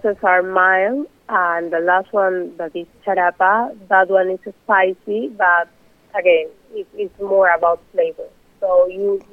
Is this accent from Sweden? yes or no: no; Peru; moved away; amazing bold flavors that I grew up with in Peru